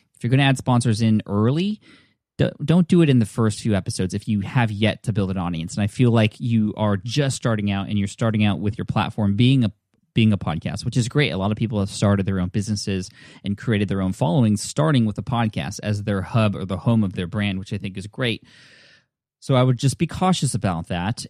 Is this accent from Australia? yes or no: no; Nepal; I'm from Nepal